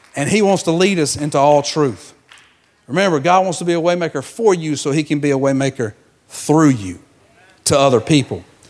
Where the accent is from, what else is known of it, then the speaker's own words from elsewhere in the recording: Georgia, United States; moved away; I'm from Georgia, so I, I was raised in a peach orchard.